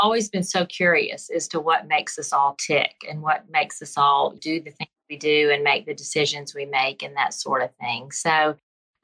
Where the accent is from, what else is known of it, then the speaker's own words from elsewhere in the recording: Birmingham, Alabama, United States; accent: Southern; Birmingham, Alabama